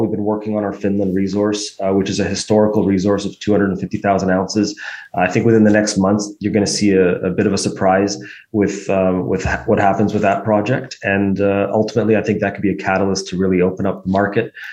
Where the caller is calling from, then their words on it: Toronto, Ontario, Canada; we're, we're calling from Toronto